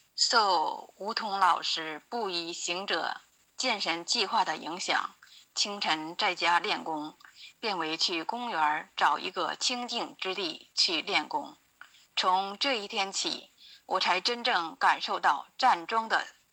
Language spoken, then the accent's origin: Chinese; Jinzhou, Liaoning, China; 我来自辽宁锦州